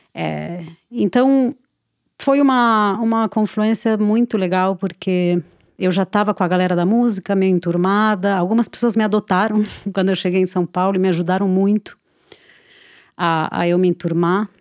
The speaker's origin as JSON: {"language": "Portuguese", "region": "Buenos Aires", "country": "Argentina", "tie": "born or raised there", "second_language": "Portuguese", "moved": "as an adult", "lives_now": "Brazil", "said": "eu nasci na Argentina, é, em Buenos Aires é, e me criei lá até os 20 anos"}